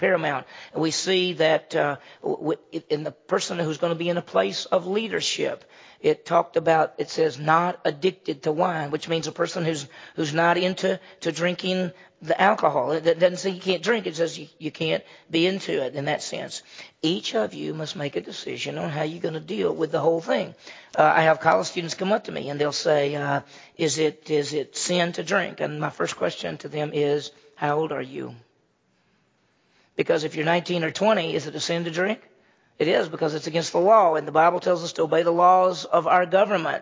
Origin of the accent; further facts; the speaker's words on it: Mississippi, United States; moved away; I grew up in Mississippi.